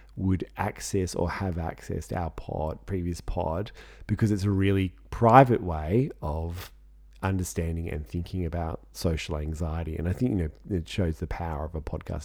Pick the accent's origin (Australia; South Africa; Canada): Australia; we're Australian